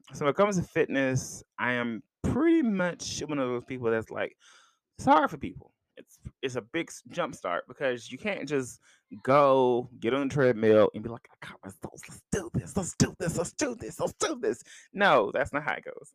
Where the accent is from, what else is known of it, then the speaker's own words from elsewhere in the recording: United States; I'm American